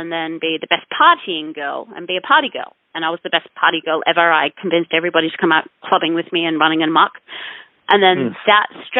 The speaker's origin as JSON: {"language": "English", "town": "Noosa", "region": "Queensland", "country": "Australia", "tie": "born or raised there", "also_born_or_lived": "Ayers Rock", "moved": "yes", "said": "I'd left my hometown of Noosa, which is where I grew up, a little country or seaside town."}